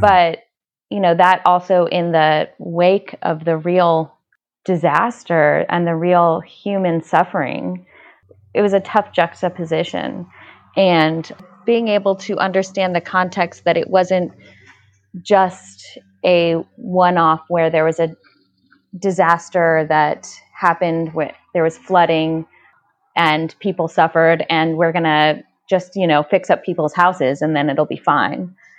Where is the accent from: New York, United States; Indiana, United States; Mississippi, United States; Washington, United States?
Indiana, United States; Indianapolis; born or raised there